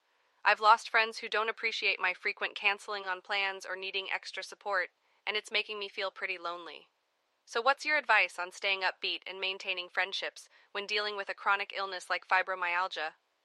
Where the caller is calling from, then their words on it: Chicago, Illinois, United States; I'm calling from Chicago.